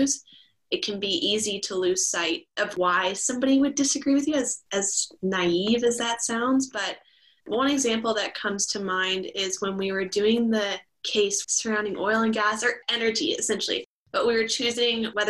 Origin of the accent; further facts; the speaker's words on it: Calgary, Alberta, Canada; moved away as an adult; also born or lived in Houston, Texas; now in Vancouver, Canada; I went from Houston, Texas to Calgary, Alberta